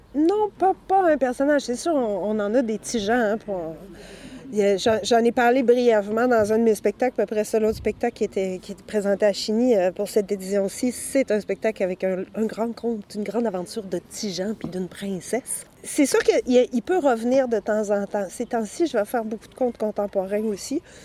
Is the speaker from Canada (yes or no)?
yes; Sherbrooke, Quebec, Canada; also born or lived in Saint-Élie-d'Orford; now in Quebec City, Canada; il y avait un festival de contes à Sherbrooke, là où j'avais grandi